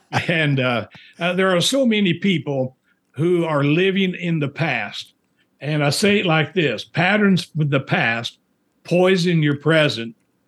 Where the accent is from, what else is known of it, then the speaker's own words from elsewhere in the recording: Indiana, United States; moved away as an adult; also born or lived in Springfield, Missouri / Winnipeg, Manitoba, Canada; I'm from Indiana, but I went down to Missouri for college.